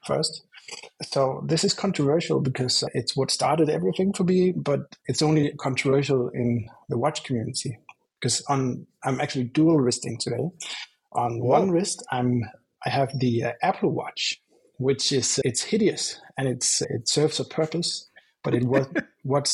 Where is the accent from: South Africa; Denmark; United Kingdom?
Denmark; also born or lived in Randers, Denmark; I'm from Scandinavia